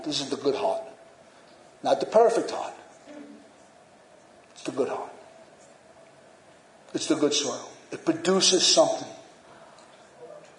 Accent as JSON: {"language": "English", "country": "United States", "said": "especially as American Christians"}